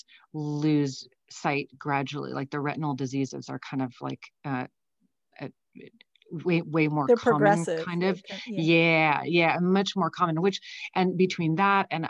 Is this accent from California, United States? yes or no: yes; San Francisco, California, United States; also born or lived in Brussels, Belgium; I grew up in San Francisco. So from the time I was like 3 and a half until I went to college, I was in San Francisco